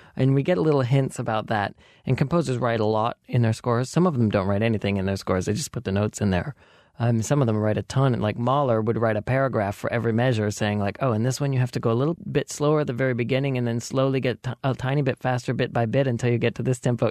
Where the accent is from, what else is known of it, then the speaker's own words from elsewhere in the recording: Belgrade, Montana, United States; moved away; I grew up in Belgrade, Montana